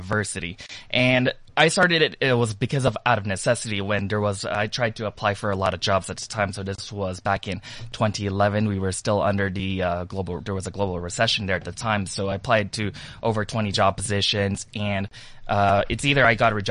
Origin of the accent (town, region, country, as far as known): Toronto, Ontario, Canada